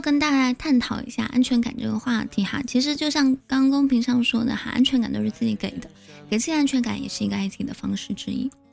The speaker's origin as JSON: {"language": "Chinese", "region": "southern China", "country": "China", "said": "我们是南方人"}